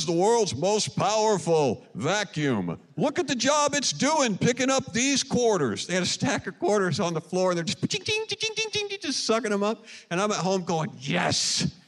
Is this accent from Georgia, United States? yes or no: no; Flippin, Arkansas, United States; I'm from Flippin', Arkansas. Family and I are at the Flippin' Church of Christ every Sunday morning. Graduated from Flippin' High School.